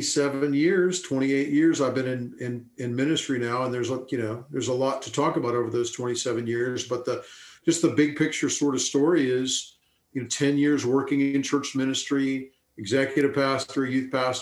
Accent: Tucson, Arizona, United States; moved away as an adult; also born or lived in Los Angeles area, California / Louisville, Kentucky; So I grew up in Tucson, Arizona. I mean, my family's from the Los Angeles area, but from seventh grade on, grew up in Tucson, Arizona. Dad was a pastor, so I grew up in a Christian home.

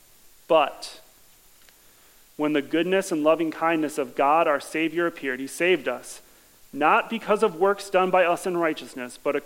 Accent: Madison, United States; I grew up here in the Madison area

